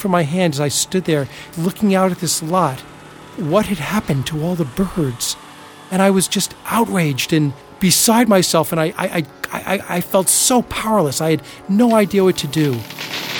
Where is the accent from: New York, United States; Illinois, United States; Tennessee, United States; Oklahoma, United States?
New York, United States; Plainview; born or raised there